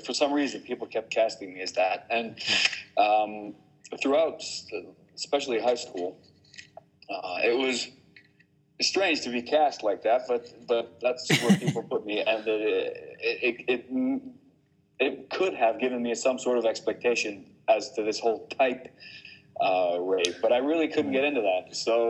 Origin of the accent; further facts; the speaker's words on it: Bergen, Vestland, Norway; also born or lived in New Jersey, United States; So I lived and grew up mainly in Western Norway and in Bergen.